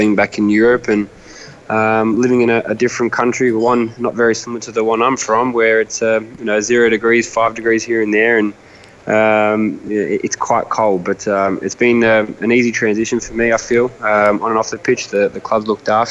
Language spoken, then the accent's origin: English; Sydney, New South Wales, Australia; moved away as an adult; I was very happy at the Western Sydney Wanderers. It was my hometown club.